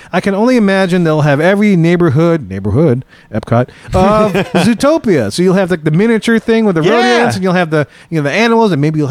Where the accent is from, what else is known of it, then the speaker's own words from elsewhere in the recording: South Louisiana, United States; Yeah, we're from South Louisiana. We can speak French.